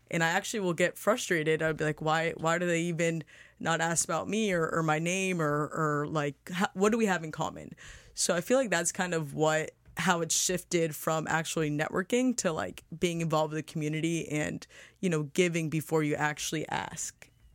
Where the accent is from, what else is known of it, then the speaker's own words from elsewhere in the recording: Boca Raton, Florida, United States; we're originally from Boca. We went to school at Lynn